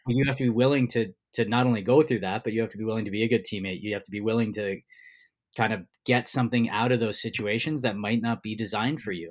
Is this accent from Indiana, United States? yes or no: no; New Jersey, United States; I grew up in New Jersey